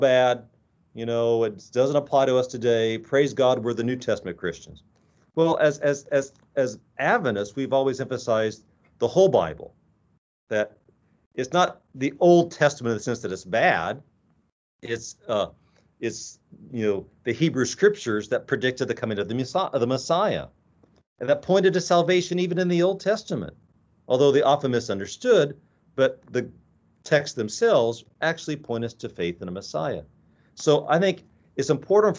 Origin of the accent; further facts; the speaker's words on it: Midwest, United States; moved away as an adult; now in Walla Walla, United States; I grew up in the Midwest